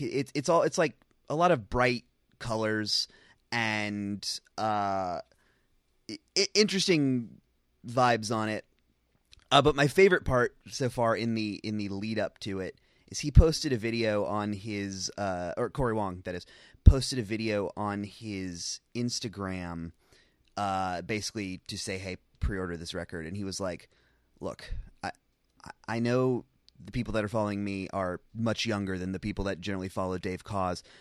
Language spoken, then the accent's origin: English; Charlotte, North Carolina, United States; moved away; I'm from North Carolina. Every time I go back to Charlotte